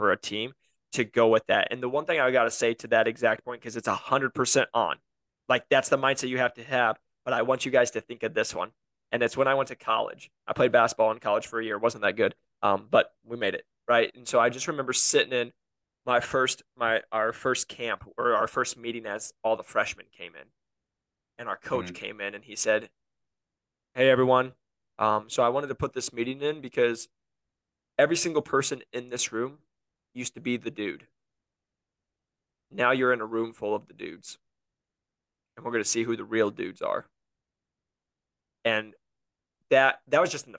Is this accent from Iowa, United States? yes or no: yes; Iowa, United States; I'm from Iowa